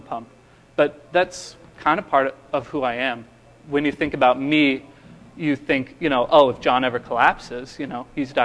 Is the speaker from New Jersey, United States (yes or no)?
no; Texas, United States; I'm from Texas, so I figured I had to come up with some Southern colloquialisms to charm you with. I can bring out the accent